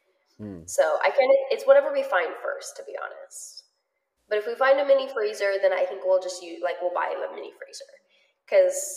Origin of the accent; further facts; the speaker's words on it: United States; I am American